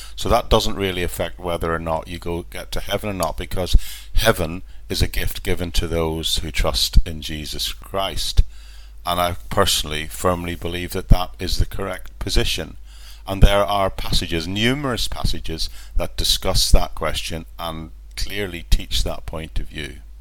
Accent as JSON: {"language": "English", "country": "Ireland", "tie": "born or raised there", "said": "when I was growing up in Ireland"}